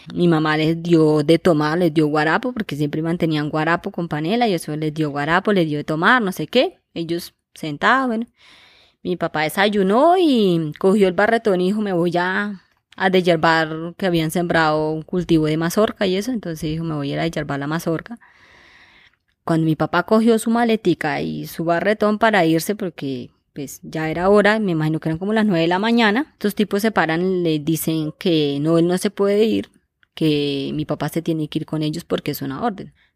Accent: Chámeza, Casanare, Colombia; soy de chameza Casanare

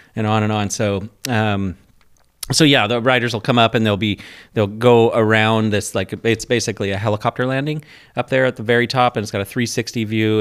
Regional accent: Port Angeles, Washington, United States; I'm from Port Angeles

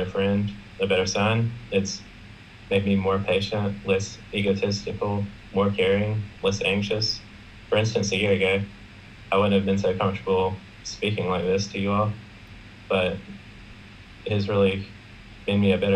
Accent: South Carolina, United States; I'm from South Carolina, which is in the United States

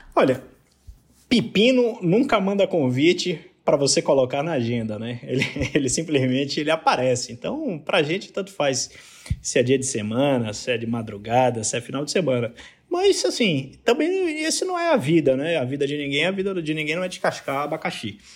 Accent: Bahia, Brazil; accent: Bahian; moved away as an adult; also born or lived in Rio de Janeiro; now in São Paulo, Brazil; pelo sotaque o pessoal já matou que eu sou da Bahia

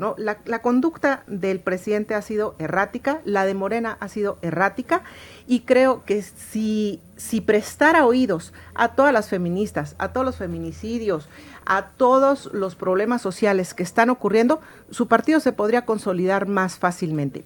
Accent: Mexico; como mexicana

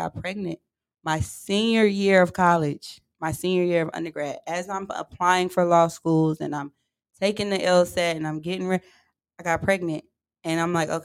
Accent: Charlotte, North Carolina, United States; moved away as an adult; now in Houston, United States; I'm from Charlotte, North Carolina

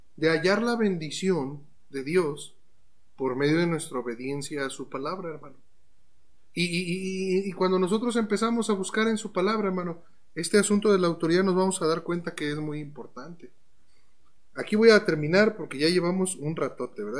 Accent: Mexico; como cristianos mexicanos que somos

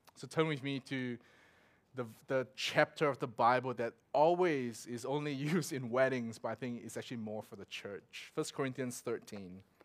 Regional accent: Singapore; moved away; also born or lived in Melbourne; growing up in Singapore

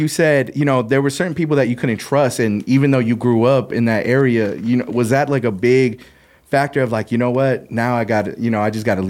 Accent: Fontana, California, United States; I was born in Fontana.

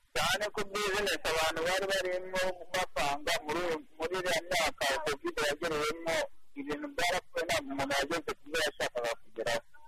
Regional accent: Rwanda; natwe nk'abanyarwanda

